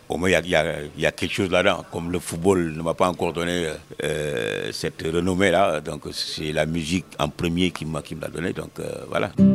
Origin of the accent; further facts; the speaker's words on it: Senegal; also born or lived in Dakar; je suis sénégalais, je suis africain